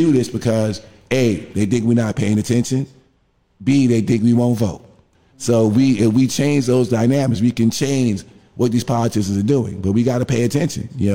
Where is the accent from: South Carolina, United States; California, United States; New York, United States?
New York, United States; New York City; I'm from Bed-Stuy